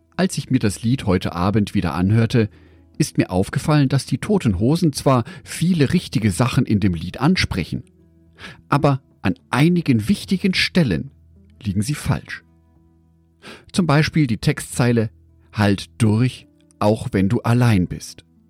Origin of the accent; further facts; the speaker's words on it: Düsseldorf, North Rhine-Westphalia, Germany; Aus meiner Geburtsstadt Düsseldorf